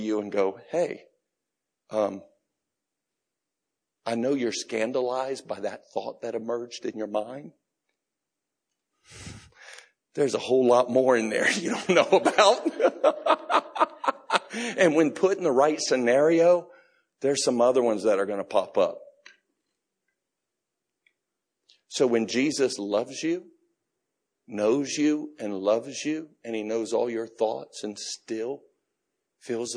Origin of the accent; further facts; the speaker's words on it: United States; I'm an American. We're just forthright about everything.